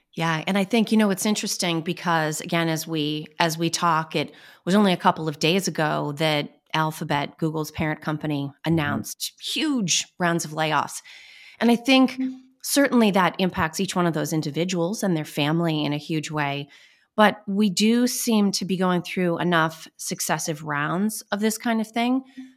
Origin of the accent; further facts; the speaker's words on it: Boston, Massachusetts, United States; accent: Boston; I'm pretty good at managing my Boston accent